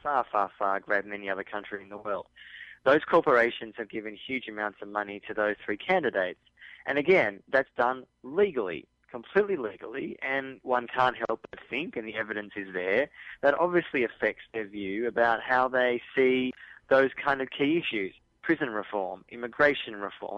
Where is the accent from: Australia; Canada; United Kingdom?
Australia; I'm from Australia, people can probably recognise my accent